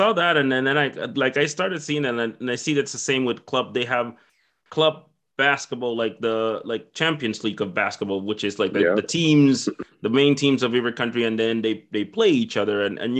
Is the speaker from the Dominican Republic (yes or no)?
yes; Dominican Republic; moved away; I'm originally from the Dominican Republic